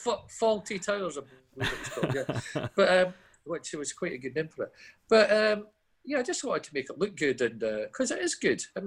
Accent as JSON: {"language": "English", "town": "Dundee", "region": "Scotland", "country": "United Kingdom", "said": "somebody says, \"Hey, where are you from, Dundee?\" \"Oh, Mini Chicago,\" you know, boom. I thought, Mini Chicago, that's quite nice."}